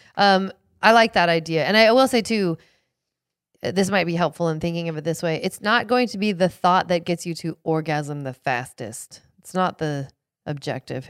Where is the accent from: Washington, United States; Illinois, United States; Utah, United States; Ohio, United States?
Washington, United States; Seattle; I grew up in Seattle